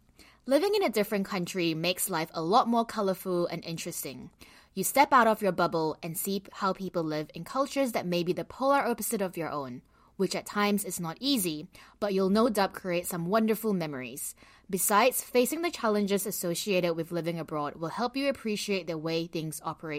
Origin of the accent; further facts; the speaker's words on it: Malaysia; moved away as an adult; also born or lived in Sydney, Australia / London, United Kingdom; now in Vancouver, Canada; So growing up in Malaysia, there was always an expectation that I was going to go overseas to study, like for my university.